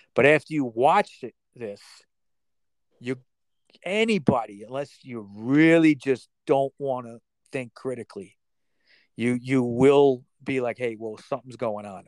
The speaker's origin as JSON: {"language": "English", "country": "United States", "said": "as an American"}